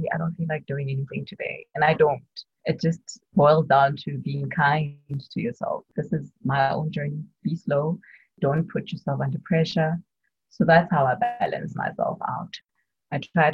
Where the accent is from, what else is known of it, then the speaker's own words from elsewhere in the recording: Bloemfontein, Free State, South Africa; moved away as an adult; now in Johannesburg, South Africa; I'm from Bloemfontein. In the Free State.